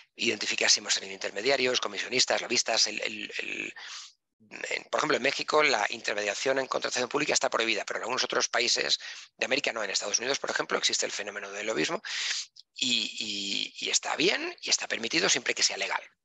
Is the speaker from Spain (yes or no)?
yes; Spain; soy español. Entonces, los españoles tenemos este, eh, este, pequeño problema de que hablamos muy deprisa.